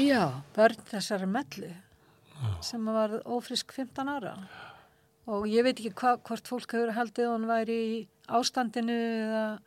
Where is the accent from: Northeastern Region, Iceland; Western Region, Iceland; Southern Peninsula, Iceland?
Western Region, Iceland; Akranes; þegar ég bjóð upp á Akrænsi, ég hef verið svona 11 ára 11-12 ára